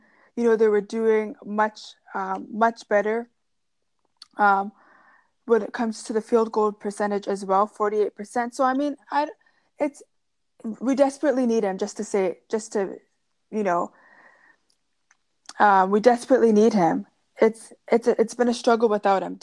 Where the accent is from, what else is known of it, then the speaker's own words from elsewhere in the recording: Canada; as a Canadian girl